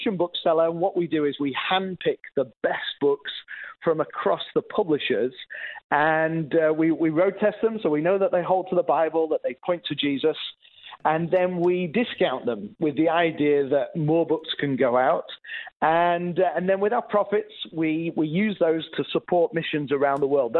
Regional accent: England, United Kingdom; moved away as an adult; also born or lived in Northern Ireland; I grew up in England, was a youth pastor in Northern Ireland

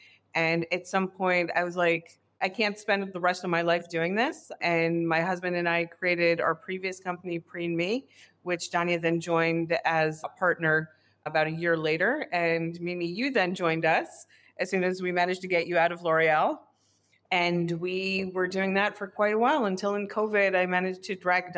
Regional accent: New York, United States; also born or lived in Israel / London; I am Israeli American. I grew up partially in Israel and then in New York, and then I lived in London for a few years on my own.

